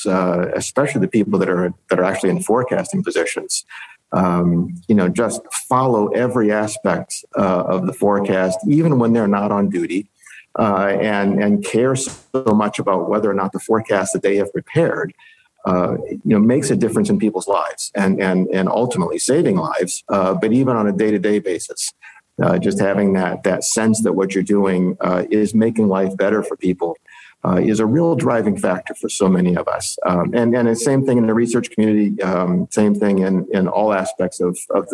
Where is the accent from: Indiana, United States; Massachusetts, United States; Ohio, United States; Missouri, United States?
Ohio, United States; I grew up in the Midwest in Ohio